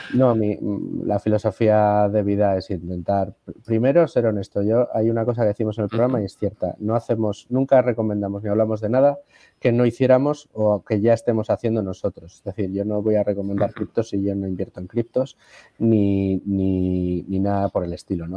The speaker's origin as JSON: {"language": "Spanish", "country": "Spain", "said": "todos los españoles"}